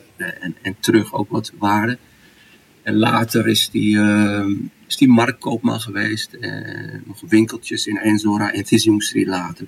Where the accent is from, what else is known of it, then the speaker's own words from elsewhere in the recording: Morocco; now in Netherlands; Ik ben in de mooie Tjara Msouda geboren.